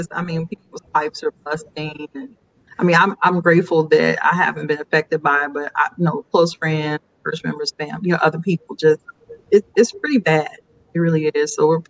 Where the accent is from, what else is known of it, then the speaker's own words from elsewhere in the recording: San Antonio, Texas, United States; also born or lived in Dallas-Fort Worth area; now in Dallas-Fort Worth, United States; I am from Texas, originally from San Antonio. I reside here in the DFW area.